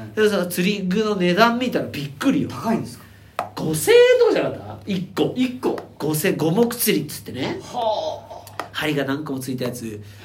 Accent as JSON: {"language": "Japanese", "region": "Hokkaido", "country": "Japan", "tie": "born or raised there", "moved": "yes", "lives_now": "Tokyo, Japan", "said": "千歳でレンタカー借りて、はいはいはい、うちの実家行って"}